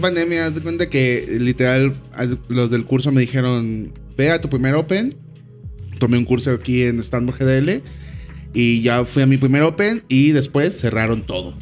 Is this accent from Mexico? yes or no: yes; Colima, Mexico; also born or lived in Guadalajara; vengo de Colima